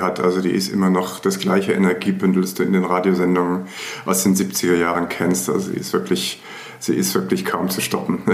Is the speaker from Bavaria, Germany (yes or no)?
no; Frankfurt, Hesse, Germany; Ich bin nicht im Ostend groß geworden. Nee, meine Eltern sind dann, als ich zur Welt gekommen sind, aus, an den Stadtrand in eine der typischen Frankfurter Siedlungen gezogen